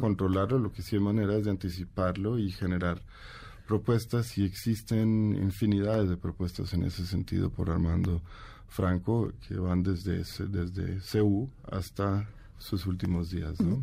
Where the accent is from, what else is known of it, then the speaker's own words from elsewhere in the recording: Colombia; now in Mexico City, Mexico; Yo sí crecí crecí en Colombia, muy rodeado del mundo de la salsa